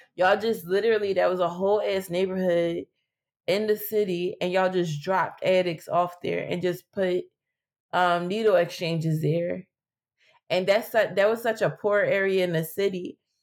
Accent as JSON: {"language": "English", "town": "Philadelphia", "region": "Pennsylvania", "country": "United States", "tie": "born or raised there", "said": "I grew up in West Philly."}